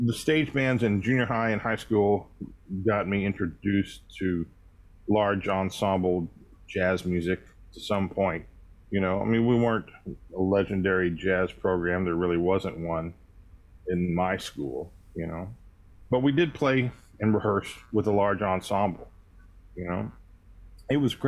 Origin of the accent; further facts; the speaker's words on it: Tulsa, Oklahoma, United States; I was born in Tulsa, Oklahoma. I was a product of wonderful school training. I started playing, actually, classical guitar when I was 7 years